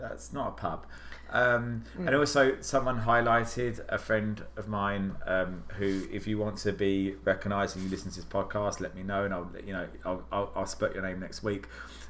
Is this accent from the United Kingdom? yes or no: yes; United Kingdom; now in Washington, D.C., United States; I'm British.